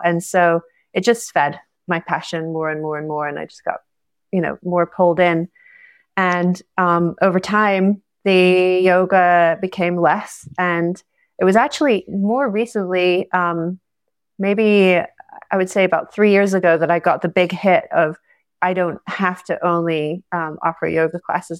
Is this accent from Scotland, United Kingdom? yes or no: yes; Scotland, United Kingdom; moved away as an adult; also born or lived in Costa Rica; I'm from Scotland originally